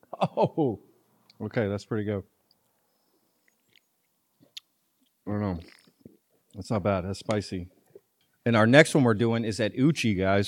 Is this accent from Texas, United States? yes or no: yes; Texas, United States; So I grew up in Tarrant County, which is part of Fort Worth, too, and we always used to come to Fort Worth over Dallas all the time, you know?